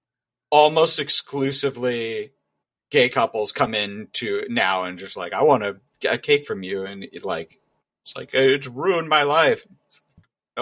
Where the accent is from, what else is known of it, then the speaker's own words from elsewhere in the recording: Kansas City, United States; I'm obviously from Kansas City